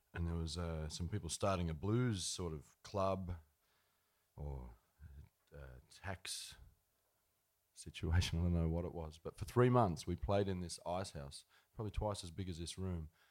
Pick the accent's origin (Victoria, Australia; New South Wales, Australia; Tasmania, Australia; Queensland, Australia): New South Wales, Australia; Ardlethan; also born or lived in Dubbo, New South Wales; there were cheap houses going in Ardlethan. So they moved out there. We could get a house for you know eight or ten grand, a little fibro house there, and uh, that's where we we grew up out there